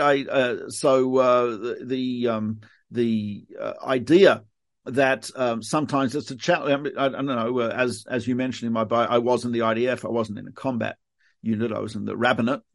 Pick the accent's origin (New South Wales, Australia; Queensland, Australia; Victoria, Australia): Victoria, Australia; Melbourne; moved away; I am from Melbourne, Australia